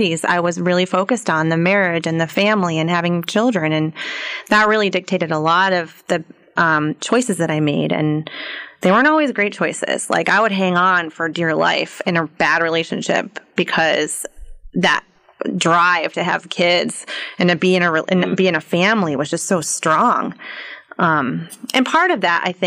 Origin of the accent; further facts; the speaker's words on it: New York, United States; moved away as an adult; also born or lived in North Carolina; I'm from New York originally